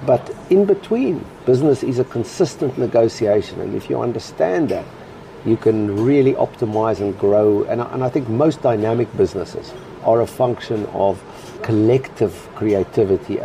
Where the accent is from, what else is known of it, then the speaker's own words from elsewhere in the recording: Cape Town, Western Cape, South Africa; now in London, United Kingdom; as a South African, Cape Town boy, we used to go and have Latin quizzes